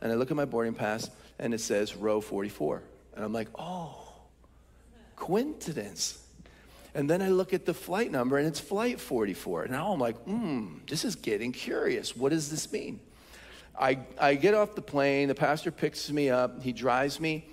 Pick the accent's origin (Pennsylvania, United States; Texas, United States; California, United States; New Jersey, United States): Pennsylvania, United States; Philadelphia; I'm from Philly